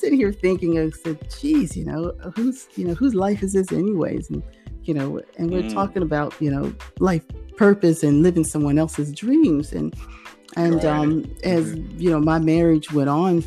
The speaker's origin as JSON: {"language": "English", "town": "Norfolk", "region": "Virginia", "country": "United States", "tie": "born or raised there", "also_born_or_lived": "South Carolina", "moved": "as an adult", "lives_now": "Australia", "said": "I'm originally from Virginia, Norfolk area, Tidewater, Berkeley, as they say, you know, and lived there all my life, Berkeley girl"}